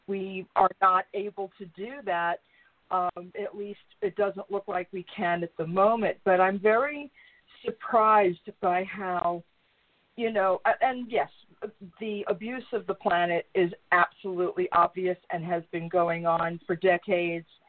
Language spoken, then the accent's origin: English; New York, United States; I grew up in New York. I grew up a town over from Donald Trump.